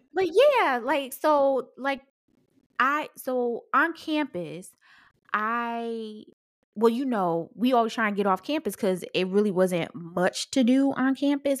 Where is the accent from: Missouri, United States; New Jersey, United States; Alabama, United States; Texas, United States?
New Jersey, United States; Paterson; I'm from Patterson, so we in the hood.